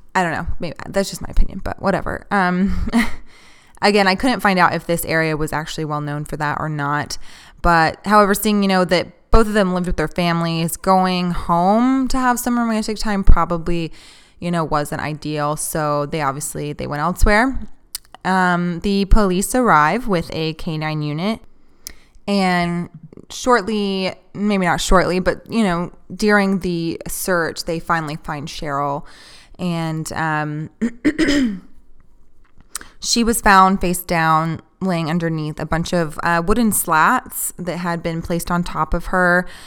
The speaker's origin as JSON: {"language": "English", "region": "Texas", "country": "United States", "tie": "born or raised there", "said": "I'm not a huge fan of Texas. I've lived here my whole life"}